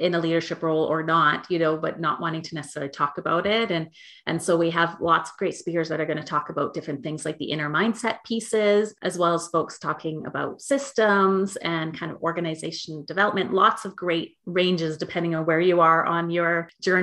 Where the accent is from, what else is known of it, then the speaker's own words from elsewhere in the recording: Canada; I'm from Canada